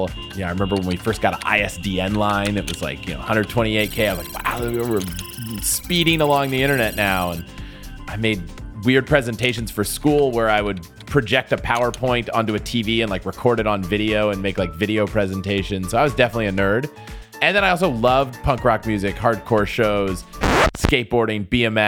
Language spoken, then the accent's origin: English; United States; also born or lived in St. Louis, Missouri; my life growing up really was, you know, kind of outside of DC in the suburbs.